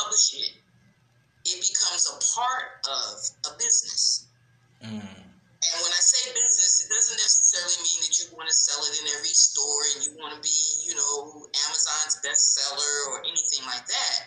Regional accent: Newark, New Jersey, United States; now in Fayetteville, United States; I'm from Fayetteville, North Carolina, by route of Newark, New Jersey. So, for those of you that say you don't have that southern twang, no, I don't

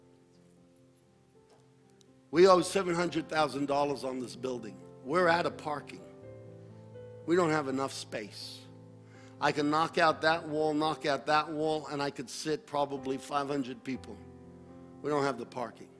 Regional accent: United States; As Americans and as American Christians

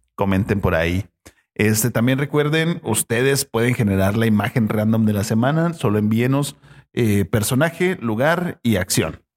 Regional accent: Mexico; los mexicanos somos chidos.

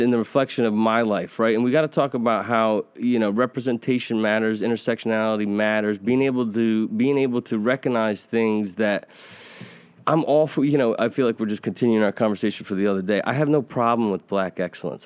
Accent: United States; I'm a white Caucasian, uh, American

